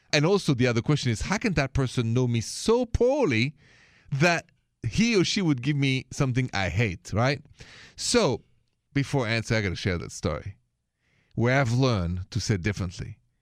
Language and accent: English; France; accent: thick French; English is a second language; moved away; my thick accent is French